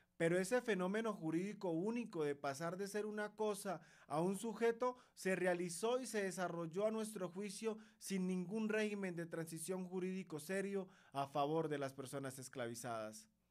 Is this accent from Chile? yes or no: no; Colombia; los afrocolombianos seguíamos siendo esclavos